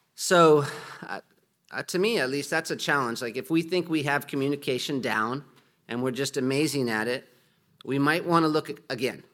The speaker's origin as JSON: {"language": "English", "country": "United States", "moved": "yes", "said": "I'm from America"}